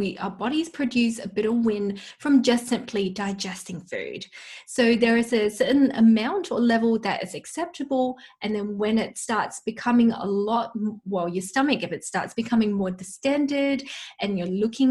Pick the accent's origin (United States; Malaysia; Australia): Malaysia; moved away; I come from Malaysia, so I've got an Asian heritage, and back home, you know, my mum would use lots of garlic and onion in her cooking